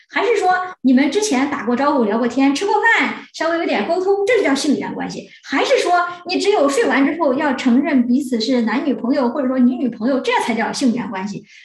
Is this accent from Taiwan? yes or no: no; China; 我们中国人